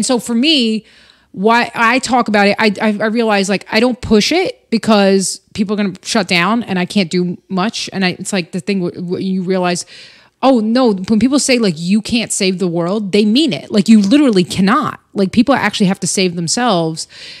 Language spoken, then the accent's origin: English; Albania; born there; But yeah, I was born in 1984 in Albania.